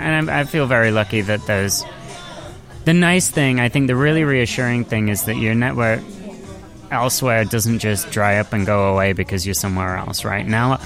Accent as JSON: {"language": "English", "town": "Nottingham", "region": "East Midlands", "country": "United Kingdom", "tie": "born or raised there", "said": "which is slightly different to what I guess I grew up with in Nottingham"}